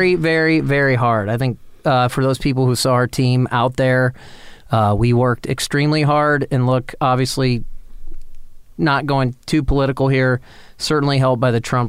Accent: Canton, Ohio, United States; now in Richland County, United States; I'm originally from Canton, worked in the private sector in Shelby, ArcelorMittal

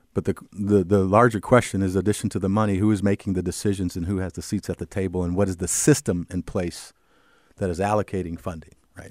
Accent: Cedar Rapids, Iowa, United States; I grew up in Cedar Rapids. I'm a native

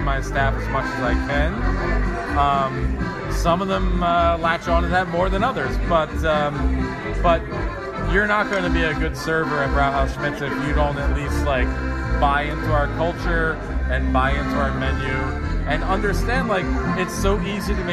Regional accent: Philadelphia, Pennsylvania, United States; also born or lived in Aschaffenburg, Germany; I grew up right here in Philadelphia

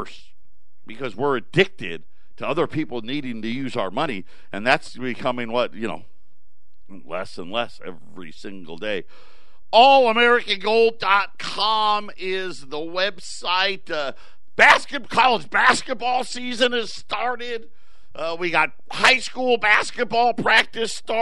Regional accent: Syracuse, New York, United States; now in Phoenix, United States; I'm born and raised in Syracuse.

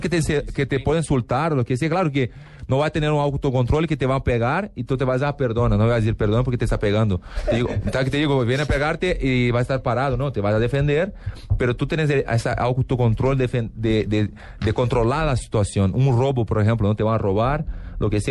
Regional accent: Porto Alegre, Rio Grande do Sul, Brazil; Spanish is a second language; now in Los Angeles, United States; yo soy de Porto Alegre

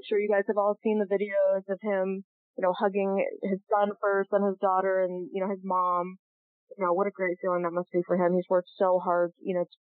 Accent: Durham, Connecticut, United States; I grew up living in Durham

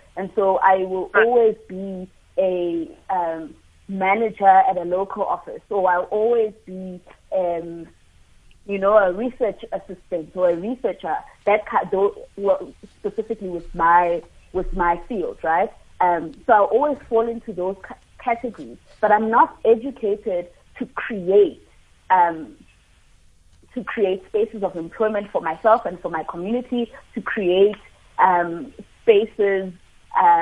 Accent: South Africa; I come from Elokshini, I come from a small town

